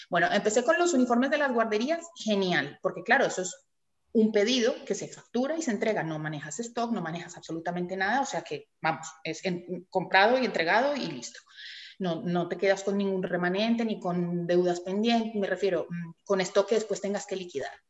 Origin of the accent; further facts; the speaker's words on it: Colombia; now in Tenerife, Spain; yo soy colombiana, llevo casi 30 años en Tenerife, o sea que ya soy